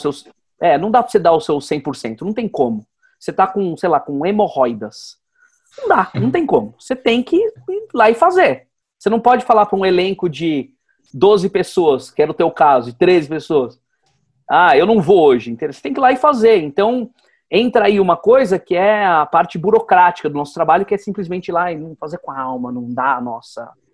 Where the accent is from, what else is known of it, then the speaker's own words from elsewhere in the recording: Atibaia, São Paulo, Brazil; now in São Paulo, Brazil; quando eu saí de Atibaia